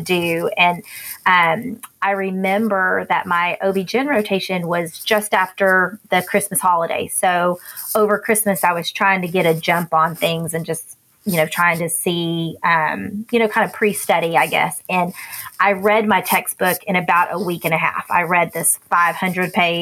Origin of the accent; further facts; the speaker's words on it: Fort Worth, Texas, United States; also born or lived in Houston; now in Frisco, United States; I was born and raised here in Fort Worth. So I am a native Texan.